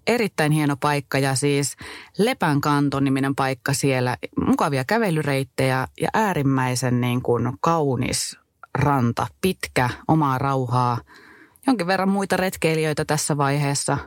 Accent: Kittilä, Lapland, Finland; accent: Kittilä dialect; moved away as an adult; Mä olen tosiaan täältä kotoisin. Kittilän kaukosesta asunut täällä 19 ensimmäistä vuotta elämässäni ja elämästäni.

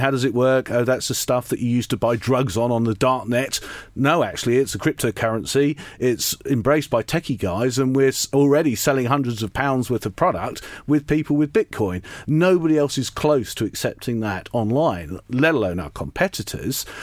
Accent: Lowestoft, East of England, United Kingdom; I grew up in Lowestoft in Suffolk and went to comprehensive school there

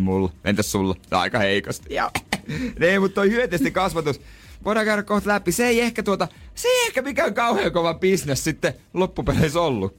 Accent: Seinäjoki, South Ostrobothnia, Finland; mä oon Seinäjoelta

